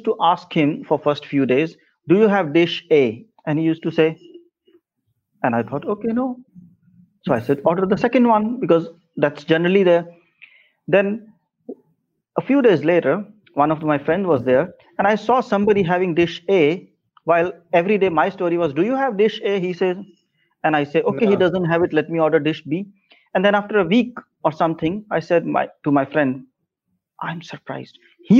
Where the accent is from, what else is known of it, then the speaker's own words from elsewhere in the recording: North India, India; moved away; Of course, before that, I moved from North India to South India, and there was a huge shift, huge disparity between cultures, differences between culture.